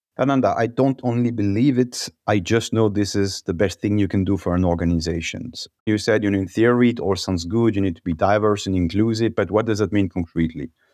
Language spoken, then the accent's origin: English; Alsace, Grand Est, France; moved away as an adult; also born or lived in Paris, France; now in Walldorf, Germany; I'm originally from Alsace, one of the most beautiful region in France